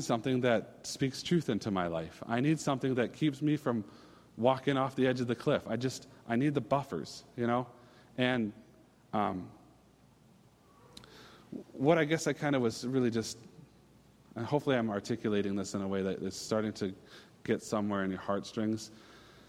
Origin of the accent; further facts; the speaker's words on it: Minnesota, United States; I'm a Minnesotan